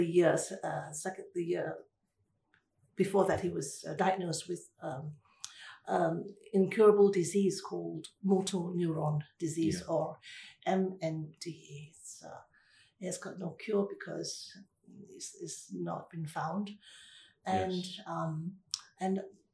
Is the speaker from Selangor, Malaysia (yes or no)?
no; Ipoh, Perak, Malaysia; moved away; I was born in Ipoh